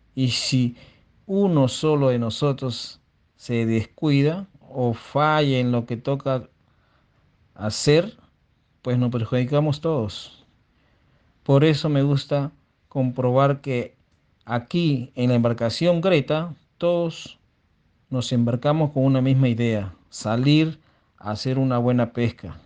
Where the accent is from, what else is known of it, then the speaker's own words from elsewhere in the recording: Chancay, Lima, Peru; Yo nací en Chancay hace 45 años